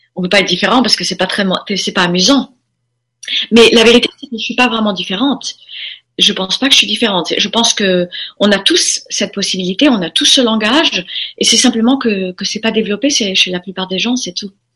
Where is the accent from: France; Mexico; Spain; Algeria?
Spain; Formentera, Balearic Islands; also born or lived in United States; je suis élevée dans à Formentera à partir de l'âge de 4 ans. On a quitté les États-Unis, on est venu euh, en Europe